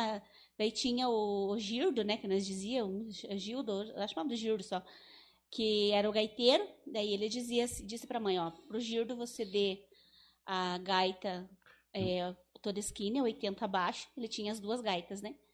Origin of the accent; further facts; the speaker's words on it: Teixeira, Paraíba, Brazil; sou natural daqui mesmo de Teixeira, né? Mas nasci na, na época era o parto era, na, era com a parteira, né?